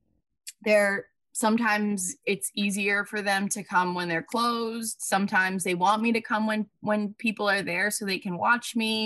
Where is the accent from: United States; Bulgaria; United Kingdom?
United States; Long Island, New York; moved away as an adult; also born or lived in New Paltz; I'm from Long Island.